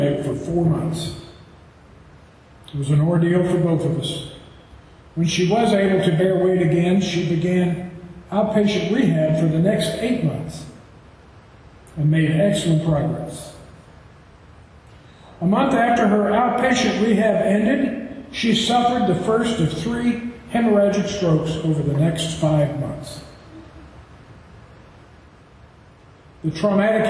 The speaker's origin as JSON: {"language": "English", "region": "Tennessee", "country": "United States", "said": "if you can't tell from my accent, I'm from Tennessee"}